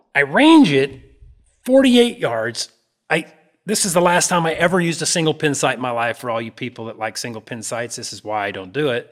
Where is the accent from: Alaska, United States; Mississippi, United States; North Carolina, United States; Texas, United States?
Alaska, United States; moved away; I grew up around in Alaska